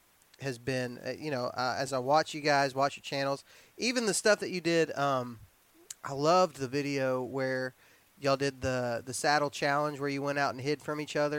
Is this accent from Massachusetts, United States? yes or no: no; Alabama, United States; We're from Alabama and y'all are from West Virginia, so math is not a strong suit.